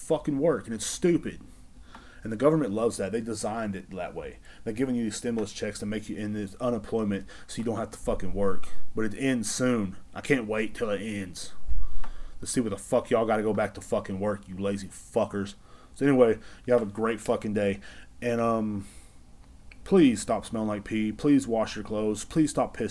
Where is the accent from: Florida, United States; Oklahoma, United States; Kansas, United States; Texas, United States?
Texas, United States; I'm from Texas and I enjoy being from Texas